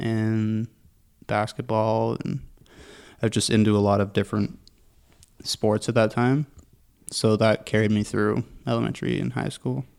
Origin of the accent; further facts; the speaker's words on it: Pickering, Ontario, Canada; now in Whitby, Canada; I grew up in Pickering.